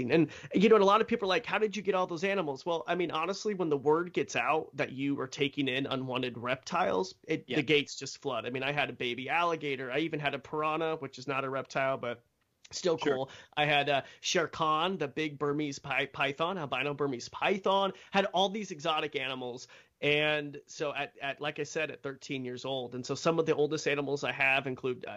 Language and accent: English; Idaho, United States; I grew up in Roby Creek, Idaho, which is just in the middle of nowhere.